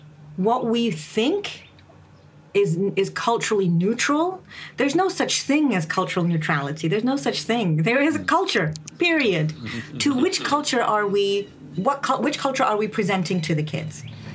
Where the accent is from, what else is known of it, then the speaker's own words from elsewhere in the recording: England, United Kingdom; also born or lived in United States; I am a person of color, and I grew up in England and the U.S. I'm Indian. My parents are immigrants.